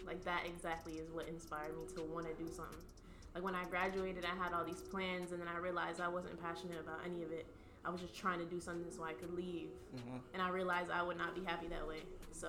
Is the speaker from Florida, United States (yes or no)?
yes; Port St. Lucie, Florida, United States; moved away as an adult; now in Miami, United States; I'm from Port St. Lucie, Florida, but right now I'm living in Miami, and that's kind of where I go to school and do my thing.